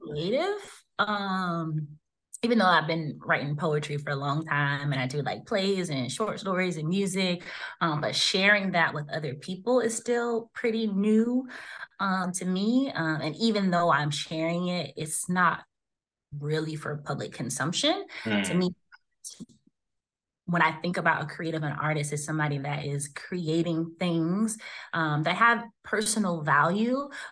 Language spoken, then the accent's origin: English; Jacksonville, Florida, United States; moved away as an adult; now in San Diego, United States; I'm from Jacksonville, Florida, Duval County, 904.